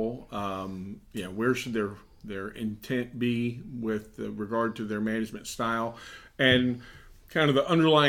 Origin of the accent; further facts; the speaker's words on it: Fort Lauderdale, Florida, United States; I was from Fort Lauderdale